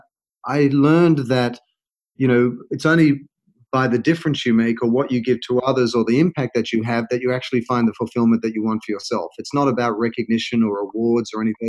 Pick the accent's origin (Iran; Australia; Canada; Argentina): Australia; moved away as an adult; also born or lived in London / United States; now in Los Angeles, United States; I'm an Australian, and I'd worked in Australia, London, and all over the US